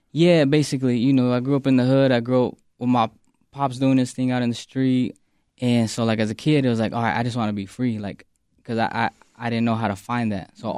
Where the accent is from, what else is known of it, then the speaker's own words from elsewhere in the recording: Phoenix, Arizona, United States; now in Chicago, United States; West Phoenix is very like, you know, you think West Coast